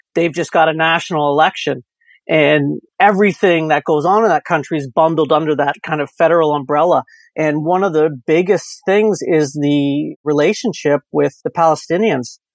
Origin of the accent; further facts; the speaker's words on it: Windsor, Ontario, Canada; I am from Windsor, Ontario